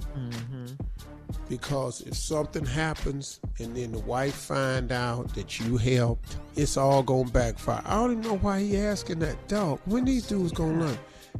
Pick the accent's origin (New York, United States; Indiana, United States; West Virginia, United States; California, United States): West Virginia, United States; I'm from West Virginia, so I can say.